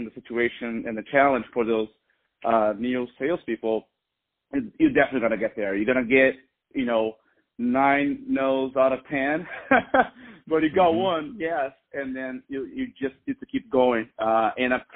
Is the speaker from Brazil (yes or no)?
yes; Brazil; English is a second language; moved away as an adult; now in United States; I'm actually from Brazil